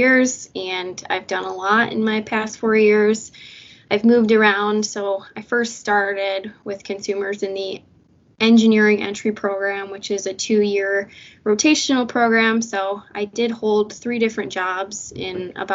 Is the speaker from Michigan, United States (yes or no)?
yes; Lansing, Michigan, United States; also born or lived in Houghton, Michigan; I'm originally from Lansing, Michigan, and currently residing here, and I attended Waverly High School